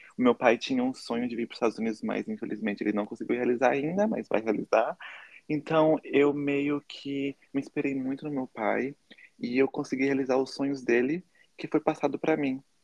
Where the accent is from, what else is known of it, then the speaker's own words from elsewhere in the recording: Taubaté, São Paulo, Brazil; moved away as an adult; now in United States; Eu nasci no Brasil, em Taubaté, interior de São Paulo, e eu me mudei